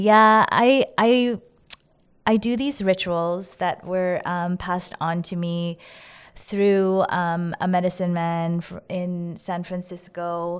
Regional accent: Winnipeg, Manitoba, Canada; I grew up in Winnipeg, the world capital of Slurpees.

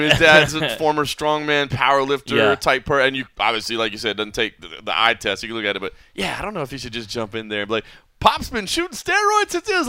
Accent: Texas, United States; They remind me of like Texans back home in the United States. They remind me of my home state.

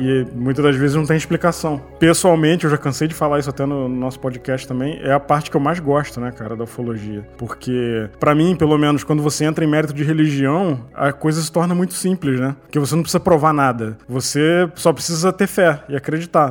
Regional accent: Petrópolis, Rio de Janeiro, Brazil; Porque eu morava perto do Rio, eu sou de Petrópolis

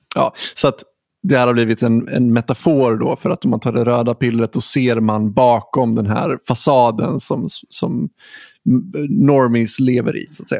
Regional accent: Huddinge, Stockholm County, Sweden; now in Gothenburg, Sweden; du bor i Huddinge där jag är född

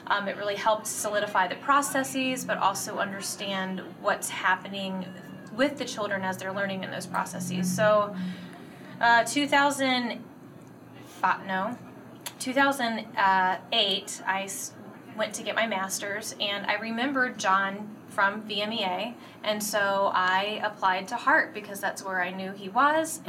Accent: Virginia, United States; moved away as an adult; now in Michigan, United States; I'm originally from Virginia. That's where I taught uh, for the past 16 years

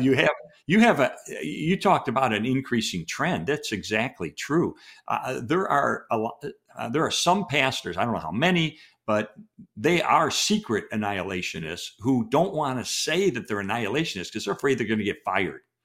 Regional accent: Chicago, Illinois, United States; we're both from Chicago

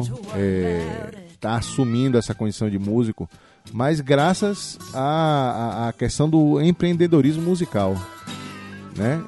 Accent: Salvador, Bahia, Brazil; moved away as an adult; now in Vitória da Conquista, Brazil; sou de Salvador, minha Bahia capital

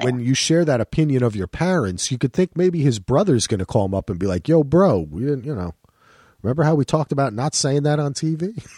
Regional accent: New Jersey, United States; moved away as an adult; also born or lived in North Carolina; I'm from New Jersey

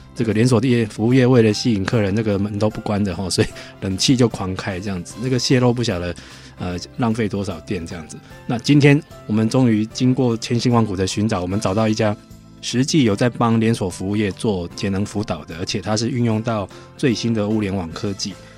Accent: Taiwan; 我们台湾人

